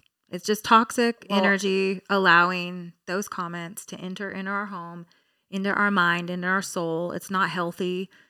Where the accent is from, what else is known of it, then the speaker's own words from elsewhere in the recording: Hesperia, California, United States; from Hesperia, okay?